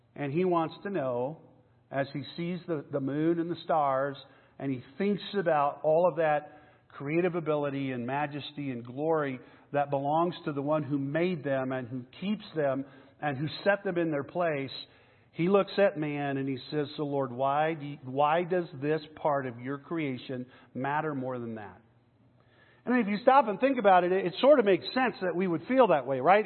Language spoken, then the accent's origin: English; McAllen, Texas, United States; now in Denver, United States; I grew up in Texas. I grew up in South Texas, way down south by the border, a little town called McAllen